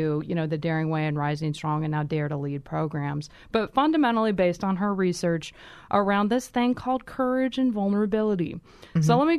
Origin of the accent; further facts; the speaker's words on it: Kansas, United States; How did you know I'm from Kansas, anyway?